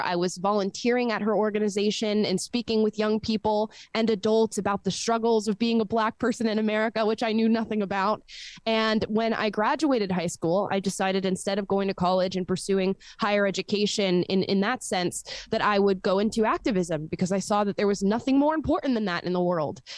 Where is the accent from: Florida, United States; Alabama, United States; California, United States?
Florida, United States; I was born and raised in Florida